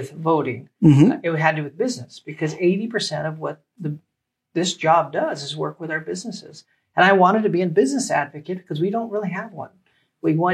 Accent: Las Vegas, Nevada, United States; also born or lived in Reno; now in Sparks, United States; I'm actually a hybrid because I grew up right here in Las Vegas.

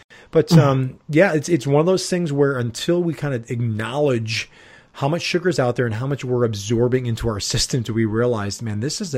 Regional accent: Chicago, Illinois, United States; Since we're from Chicago.

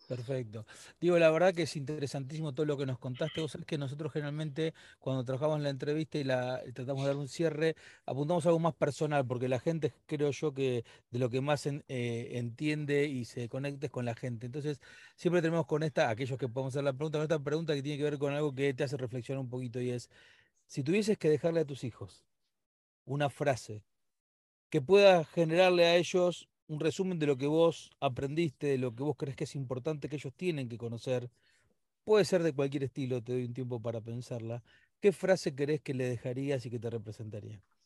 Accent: Argentina; nosotros los argentinos

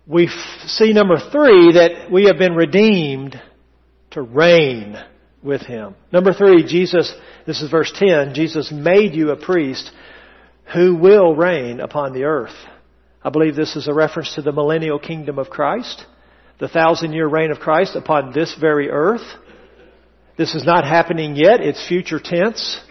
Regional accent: the South, United States; accent: Southern English; first language English; I come from English-speaking ancestors. Well, Southern English, if you please

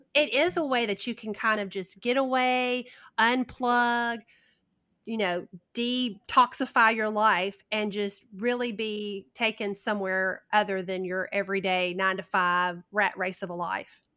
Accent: the South, United States; accent: Southern

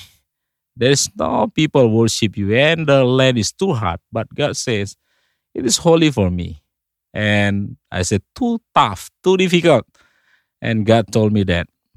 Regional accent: North Sumatra, Indonesia; English is a second language; now in Bali, Indonesia; I came from Indonesia, but originally from the island called Sumatra, North Sumatra. I was born about forty years ago

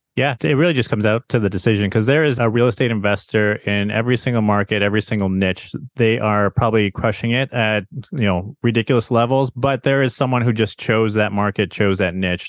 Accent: Chicago, Illinois, United States; moved away as an adult; also born or lived in Arizona; now in San Diego, United States; born and raised in Chicago, went to Arizona State for my formal education

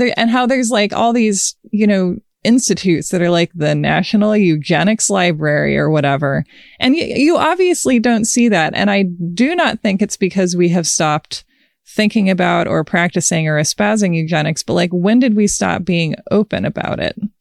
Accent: United States; I am an American

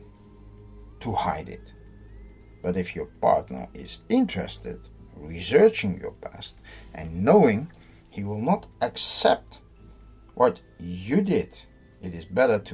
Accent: Netherlands; I'm from the Netherlands

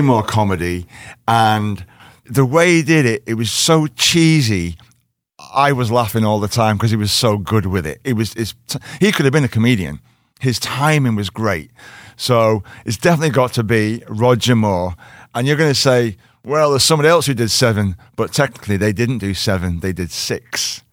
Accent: Liverpool, North West England, United Kingdom; I'm from Liverpool

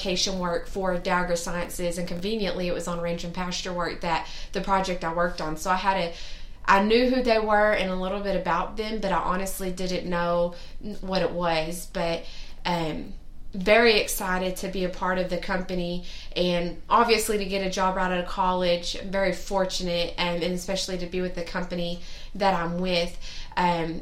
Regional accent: Northeast Oklahoma, United States; moved away; also born or lived in Lubbock, Texas; I'm from Northeast Oklahoma, almost Arkansas, if you didn't know that, population like 1,000, and grew up with the family

